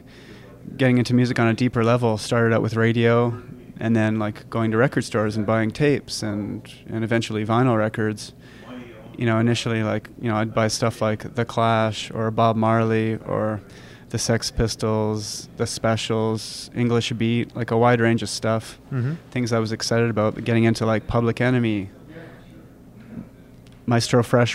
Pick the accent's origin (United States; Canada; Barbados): Canada; Richmond Hill, Ontario; now in Vancouver, Canada; I was born in 1974 in Richmond Hill, Ontario.